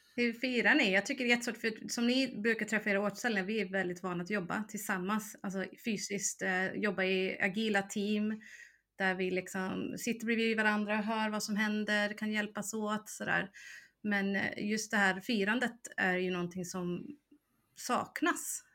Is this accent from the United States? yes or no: yes; United States; moved away as an adult; now in Sweden; jag växte upp i USA så jag var mm. ju både där från 2 till 18